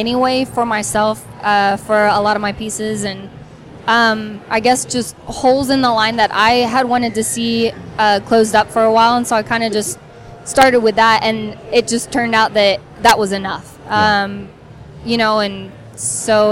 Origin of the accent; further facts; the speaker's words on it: Texas, United States; I did. I got out there when I was 8